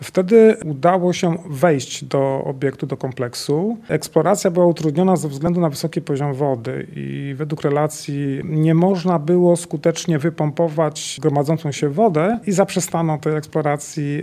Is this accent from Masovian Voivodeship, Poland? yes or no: no; Bolków, Lower Silesian Voivodeship, Poland; pochodzę z Bolkowa. Dzieliło mnie od góry w latach dzieciństwa około dwustu metrów